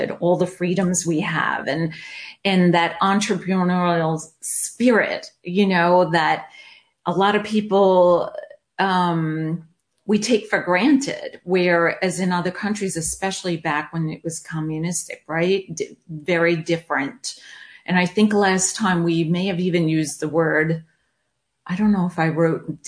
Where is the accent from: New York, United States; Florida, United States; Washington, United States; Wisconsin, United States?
New York, United States; accent: New York; moved away as an adult; also born or lived in North Carolina; now in California, United States; I grew up in New York, which is a melting pot like nobody's business